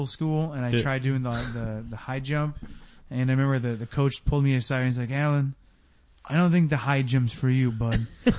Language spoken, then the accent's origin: English; Haverhill, Massachusetts, United States; I'm from Haverhill, Massachusetts.